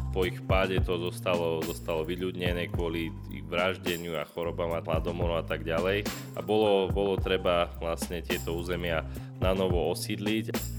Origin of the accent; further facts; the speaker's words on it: Slovakia; tu u nás na Spiši